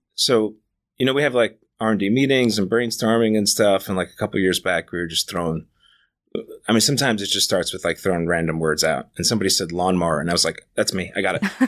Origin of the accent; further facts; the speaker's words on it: New York, United States; moved away as an adult; now in Los Angeles, United States; I grew up Right in Manhattan